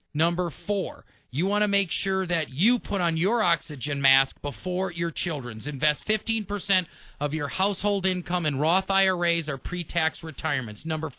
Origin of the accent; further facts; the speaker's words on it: Milwaukee, Wisconsin, United States; I grew up in the Midwest in Milwaukee, where I didn't even know what a credit card was growing up.